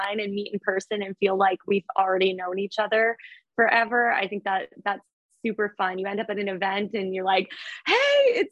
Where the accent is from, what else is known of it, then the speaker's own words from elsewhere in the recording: Lake Country, Ontario, Canada; I'm from Lake Country in Ontario. So freshwater lake, there's nothing beats it.